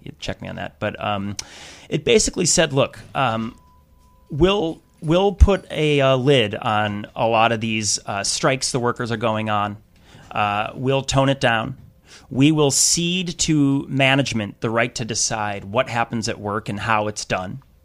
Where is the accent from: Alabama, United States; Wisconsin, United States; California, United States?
Wisconsin, United States; I grew up in the Midwest. I'm from Wisconsin